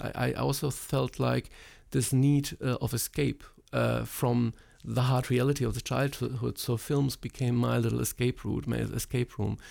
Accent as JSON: {"language": "English", "region": "East Germany", "country": "Germany", "tie": "born or raised there", "also_born_or_lived": "Poland", "moved": "yes", "said": "I grew up in East Germany"}